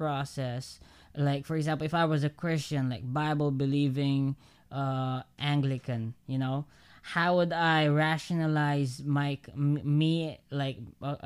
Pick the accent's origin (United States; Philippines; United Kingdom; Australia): Philippines; as a Filipino